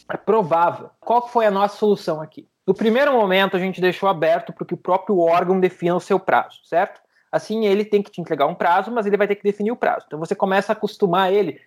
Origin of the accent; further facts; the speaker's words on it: Santa Maria, Rio Grande do Sul, Brazil; eu sou de Santa Maria, morava do lado da Boate Kiss quando teve o um acidente